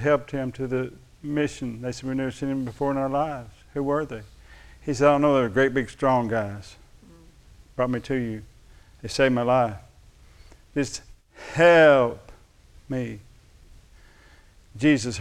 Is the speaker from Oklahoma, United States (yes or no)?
yes; Thackerville, Oklahoma, United States; They used to call us Thackerville thugs. I'm from Thackerville. You know where that is over in Love County?